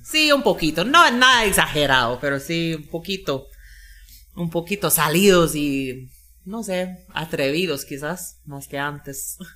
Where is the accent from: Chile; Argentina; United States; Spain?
United States; Florida; Spanish is a second language; moved away as an adult; also born or lived in Georgia, United States; now in Monjas, Guatemala; Yo nací en Florida, Florida de los Estados Unidos y ahí vivía la mayoría de mi vida